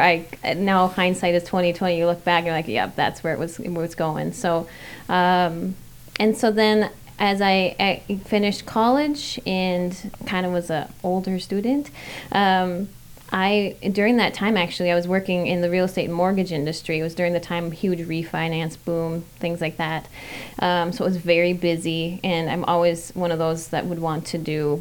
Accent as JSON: {"language": "English", "town": "Fridley", "region": "Minnesota", "country": "United States", "tie": "born or raised there", "said": "born and raised and still being raised in Minnesota. I grew up on the south side of Fridley"}